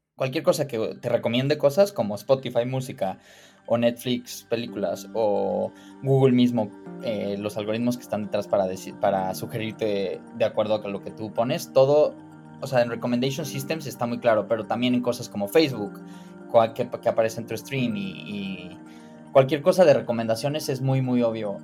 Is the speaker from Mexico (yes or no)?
yes; Cuernavaca, Morelos, Mexico; moved away as an adult; also born or lived in Mexico City / Chicago; crecí en Cuernavaca